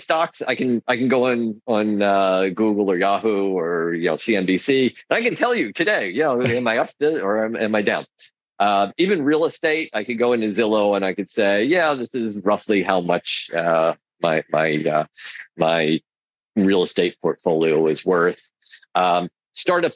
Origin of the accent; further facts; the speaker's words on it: United States; as an American